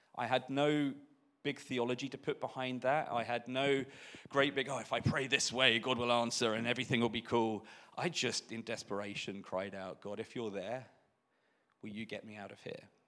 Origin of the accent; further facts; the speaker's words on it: Belfast, Northern Ireland, United Kingdom; we're born and bred in Belfast in Northern Ireland